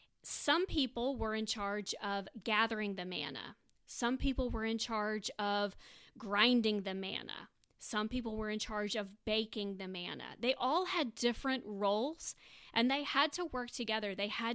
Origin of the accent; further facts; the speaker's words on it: Tampa, Florida, United States; moved away as an adult; now in Birmingham, United States; I am currently in grad school at Samford University in Birmingham. I am originally from Tampa, Florida, and that's where most of my family resides.